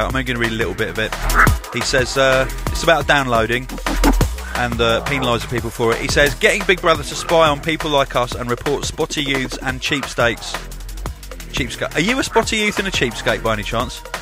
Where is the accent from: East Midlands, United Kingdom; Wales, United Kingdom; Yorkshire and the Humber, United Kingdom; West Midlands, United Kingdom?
Wales, United Kingdom; Cardiff; Also, I can't wait for My first hospitality in my hometown of Cardiff. Yeah, big hospitality coming up in Cardiff.